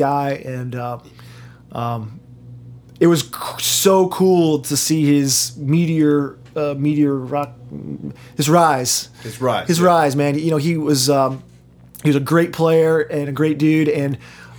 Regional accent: North Carolina, United States; also born or lived in Brooklyn, New York; now in Maplewood, United States; I grew up in North Carolina

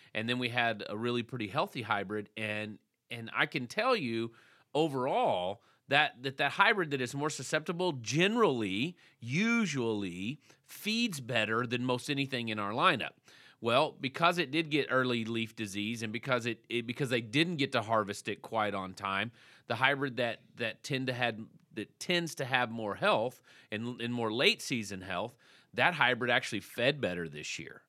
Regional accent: Texas, United States; I was from Texas

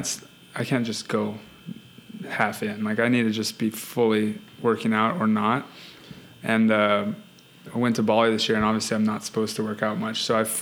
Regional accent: Hawaii, United States; I'm from Hawaii, so that's why we didn't travel. We didn't travel growing up because I grew up in a vacation spot.

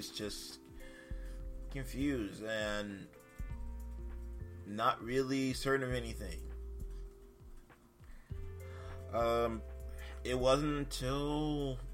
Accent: North Carolina, United States; now in Massachusetts, United States; I am a transplant from North Carolina. I've been living in Massachusetts for almost 2 decades now

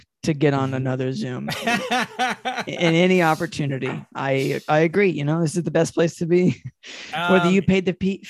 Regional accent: North Carolina, United States; I'm from North Carolina.

